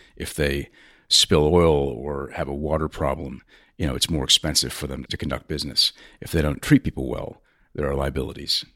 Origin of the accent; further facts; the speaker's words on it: United States; as an American